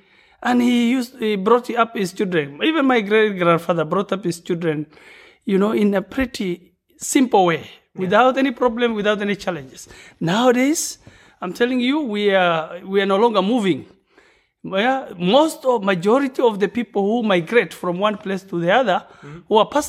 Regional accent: Marsabit County, Kenya; first language Borana; English is a second language; Borana speaker, but I'm a Gabra. Hello … from Kenya, specifically from northern part of Kenya. You know, bordering Ethiopia, Sudan, and Somalia. Yeah.

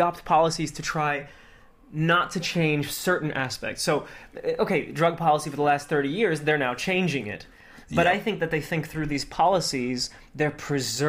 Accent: Newark, New Jersey, United States; moved away as an adult; now in Netherlands; I grew up in Newark, New Jersey

